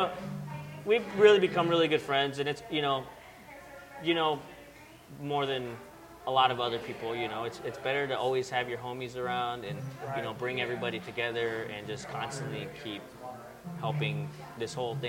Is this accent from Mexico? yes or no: yes; Mexico City, Mexico; also born or lived in Chicago; now in Long Beach, United States; I'm from Mexico City, and that's pretty much where the taco originated from